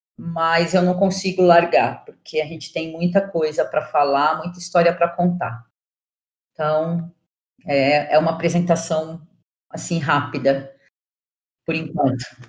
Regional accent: São Paulo, Brazil; eu sou jornalista, sou de São Paulo

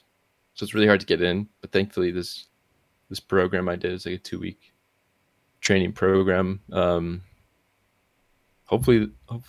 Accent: New Mexico, United States; moved away as an adult; now in Portland, United States; I'm from New Mexico

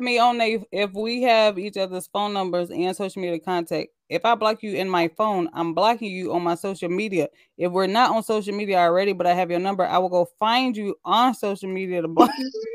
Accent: Midwest, United States; I said the Midwest

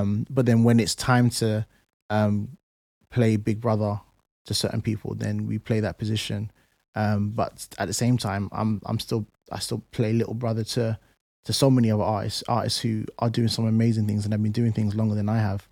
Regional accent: London, United Kingdom; moved away; also born or lived in Plaistow / Essex; I grew up in Canning Town

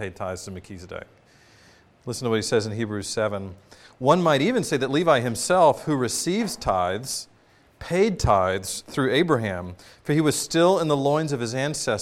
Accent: United States; as American citizens

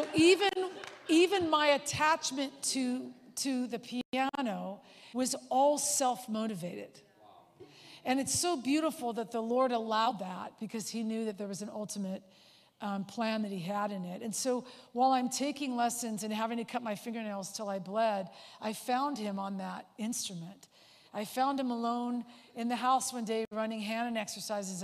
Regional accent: Southern California, United States; I was born and raised in Southern California

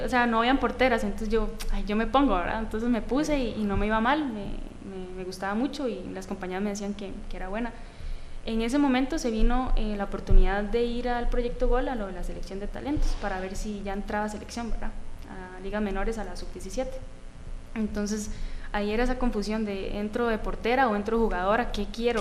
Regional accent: Atenas, Alajuela, Costa Rica; Eh, bueno, siempre he sido Atenas. Crecí en Atenas

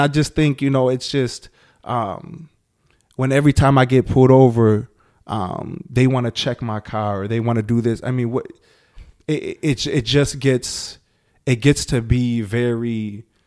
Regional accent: Milwaukee, Wisconsin, United States; I'm I'm from Milwaukee.

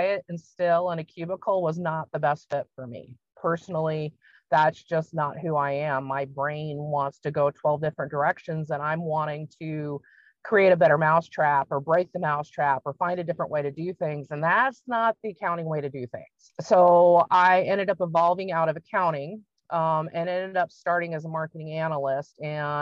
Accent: Washington, United States; moved away as an adult; also born or lived in Oregon; now in Iowa, United States; I grew up in Washington State

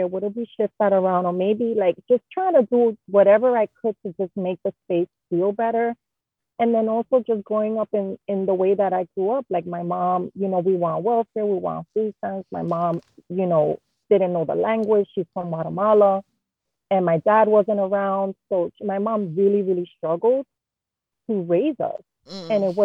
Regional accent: New York City, New York, United States; born and raised in Jamaica, Queens

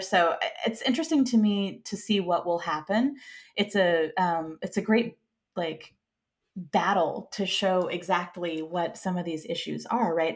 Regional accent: Santa Cruz, California, United States; now in San Francisco, United States; I grew up in Santa Cruz, which is protected and not very sharky

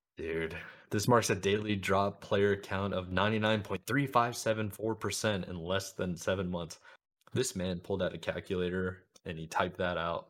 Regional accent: United States; as an American

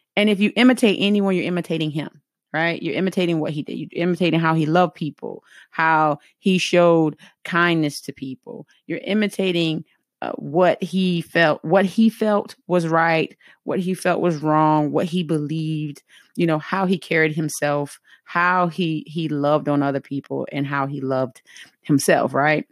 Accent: the South, United States; accent: heavy Southern; I'm from the South

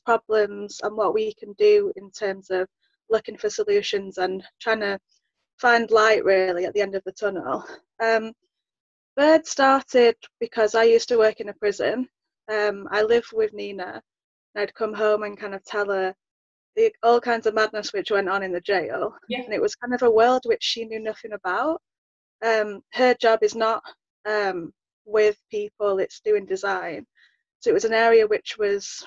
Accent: Manchester, North West England, United Kingdom; moved away as an adult; now in London, United Kingdom; I'm originally from Manchester

